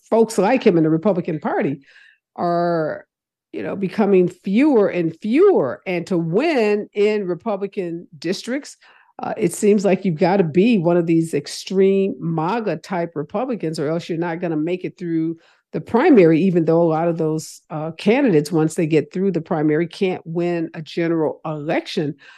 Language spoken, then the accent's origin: English; Missouri, United States; my home state of Missouri